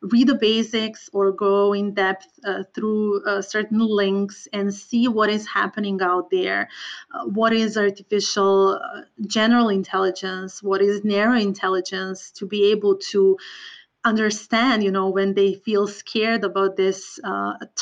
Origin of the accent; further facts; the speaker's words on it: Serbia; moved away; I am originally from Balkans, from Serbia, and I truly believe that my personal background affected my choice of work a lot. I grew up in an area that was impacted by different wars and conflicts